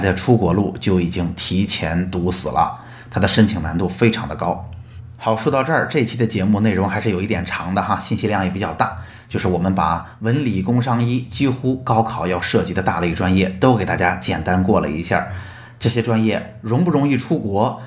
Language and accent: Chinese; China; 我们国内的政府